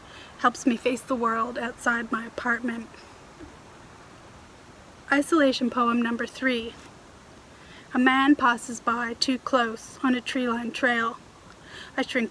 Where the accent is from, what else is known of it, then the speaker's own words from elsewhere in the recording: Toronto, Ontario, Canada; moved away as an adult; now in Vancouver Island, Canada; where I grew up in Toronto